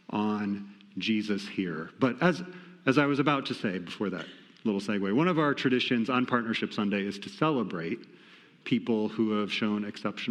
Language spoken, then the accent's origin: English; Iowa, United States; moved away; I'm from Iowa also